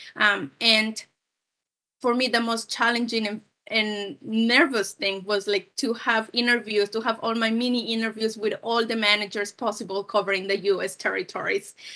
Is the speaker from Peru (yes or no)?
yes; Peru; moved away as an adult; now in United States; I'm originally from Peru. I'm born and raised, um, in Peru